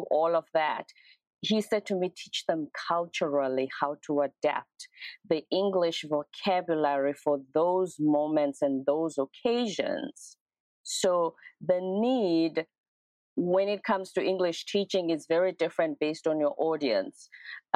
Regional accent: Durban, KwaZulu-Natal, South Africa; also born or lived in Pretoria; my hometown in Durban

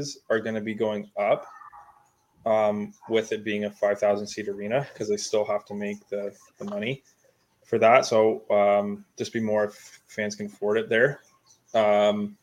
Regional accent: Ontario, Canada; we're from Ontario

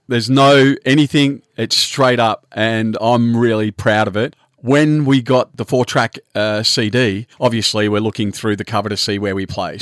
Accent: Australia; We're Australian

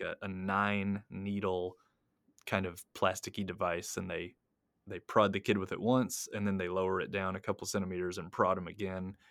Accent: United States; now in Japan; I'm an American

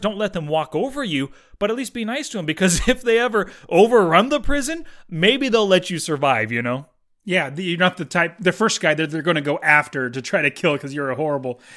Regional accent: Fresno, California, United States; I'm from Fresno

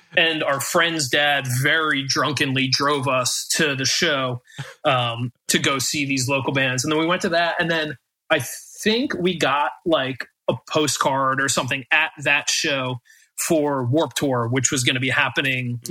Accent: United States

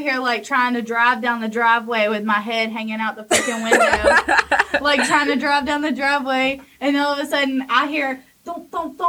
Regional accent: Hawkinsville, Georgia, United States; I am from Hawkinsville, Georgia

